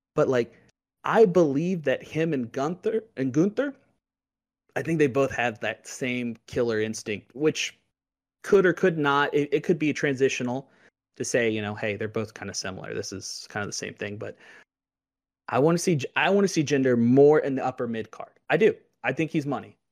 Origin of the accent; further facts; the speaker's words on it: Louisville, Kentucky, United States; I grew up in Louisville, Kentucky, home of O V